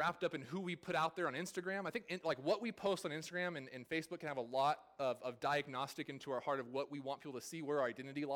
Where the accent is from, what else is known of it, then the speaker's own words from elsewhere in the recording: California, United States; moved away; I'm from California